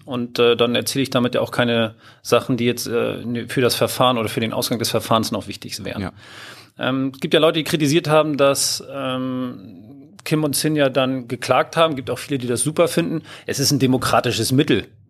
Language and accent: German; Hamburg, Germany; moved away as an adult; now in Lower Saxony, Germany; Ich bin ursprünglich Hamburger